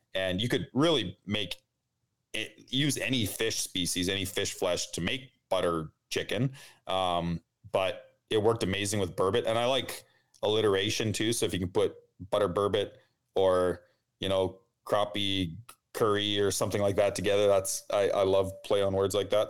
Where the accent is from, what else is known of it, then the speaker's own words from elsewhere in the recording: outside of Winnipeg, Manitoba, Canada; I grew up outside of Winnipeg in the country